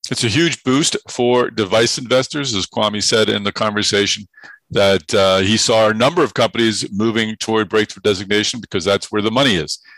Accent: Massachusetts, United States; I'm from Massachusetts

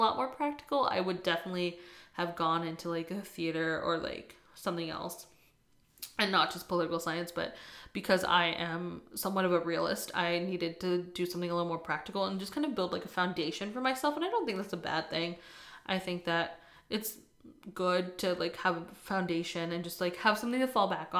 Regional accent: East Coast, United States; moved away as an adult; now in California, United States; I'm originally from the East Coast, and I recently moved to California a couple years ago

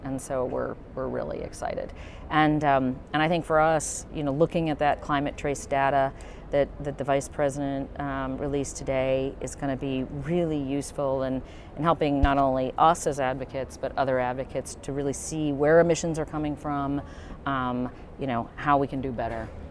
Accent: United States; my home country of the United States

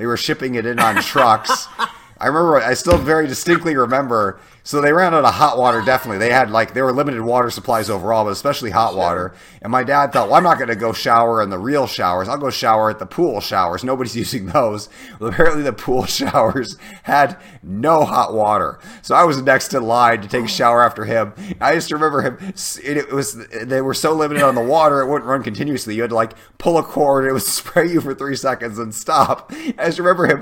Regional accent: Illinois, United States; also born or lived in Iowa; I was born in Iowa, lived there till I was in second grade. Then we moved to Illinois

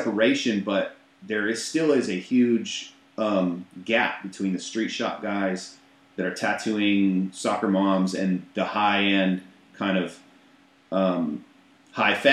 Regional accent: Minnesota, United States; moved away; I'm not from St. Paul, but I'm from Minnesota. I lived 2 hours northwest of Minneapolis, St. Paul, in a little tiny town of under 600 people called Bruton.

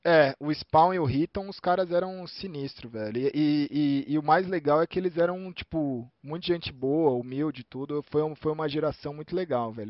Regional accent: Brazil; eu sou brasileiro

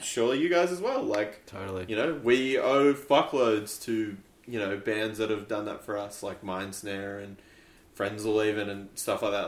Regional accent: Canberra, Australian Capital Territory, Australia; we're from idiots from Canberra

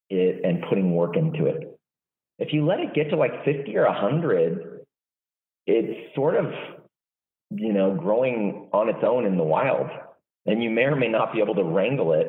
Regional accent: Walnut Creek, California, United States; I'm from the Bay Area. I was born in Walnut Creek, grew up there

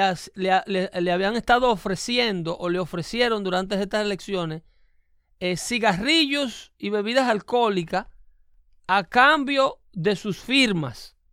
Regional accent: Dominican Republic; now in United States

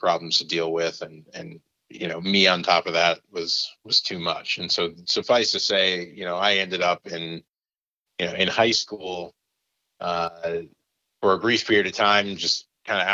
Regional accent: Minneapolis, Minnesota, United States; also born or lived in Indiana / St. Paul; I moved to Minneapolis when I was 8

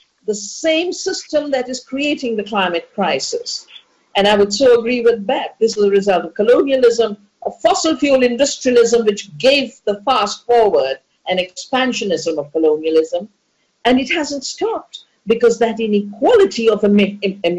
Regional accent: Dehradun, Uttarakhand, India; get locked down in my hometown, my home valley, my childhood birthplace

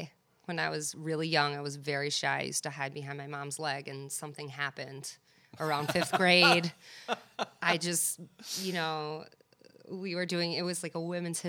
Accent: New York City, New York, United States; I'm from Mill Basin, Brooklyn.

